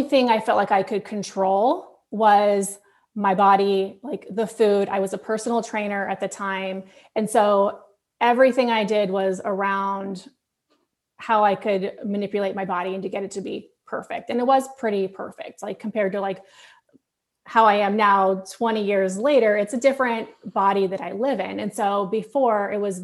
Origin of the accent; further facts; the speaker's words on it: Florida, United States; I grew up in Florida